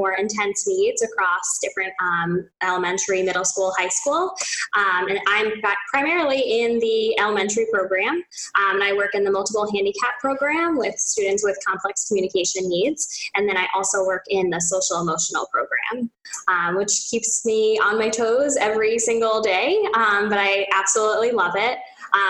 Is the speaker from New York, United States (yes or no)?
yes; Port Jefferson, New York, United States; moved away as an adult; also born or lived in Westchester County, New York; now in Boston, United States; I'm from Long Island. So I grew up in Port Jefferson